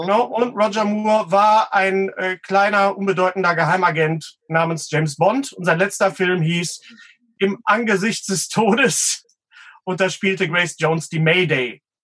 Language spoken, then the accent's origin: German; West Germany, Germany; now in Bochum, Germany; ich als Wessi